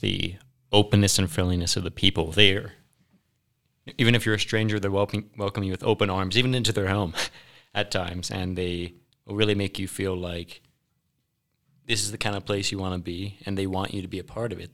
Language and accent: English; Maryland, United States; accent: Southern; now in Riverton, United States; I was born and raised in Maryland